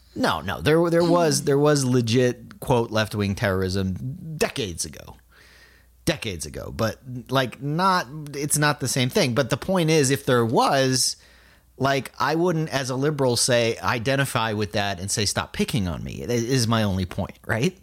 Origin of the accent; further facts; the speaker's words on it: South Florida, United States; I'm from South Florida.